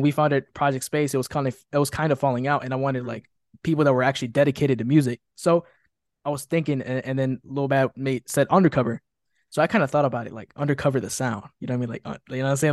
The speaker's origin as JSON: {"language": "English", "town": "Chicago", "region": "Illinois", "country": "United States", "tie": "born or raised there", "said": "I was born and raised in Chicago, Illinois"}